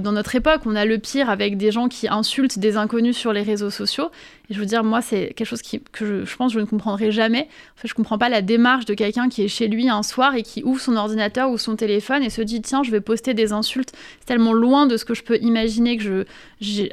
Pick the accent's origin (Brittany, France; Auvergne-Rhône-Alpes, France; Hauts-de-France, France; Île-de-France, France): Île-de-France, France; Paris; also born or lived in Corsica; Le 19e arrondissement, c'est un arrondissement que je connais bien. J'ai grandi, j'étais à la Cité Rouge, j'étais à l'école Avenue Simon Bolivar.